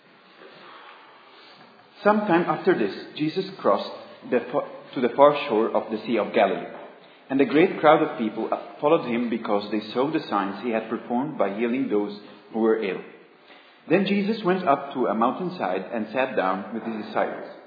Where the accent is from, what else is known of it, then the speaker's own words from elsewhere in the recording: Egypt; moved away; I come from Egypt. And it might be a bit strange for you that an Egyptian student is preaching